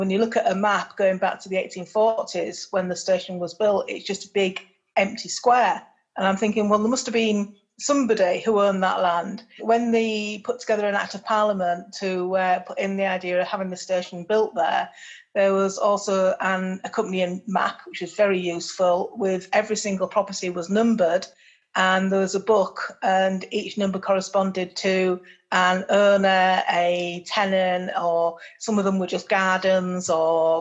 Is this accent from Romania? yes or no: no; Hull, Yorkshire and the Humber, United Kingdom; Hull, which is my hometown